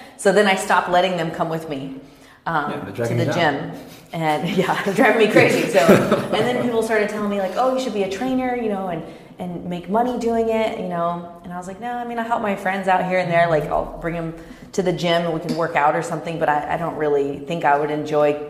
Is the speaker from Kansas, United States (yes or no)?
yes; Kansas, United States; also born or lived in Dallas, Texas; now in Orange County, United States; I grew up in Kansas.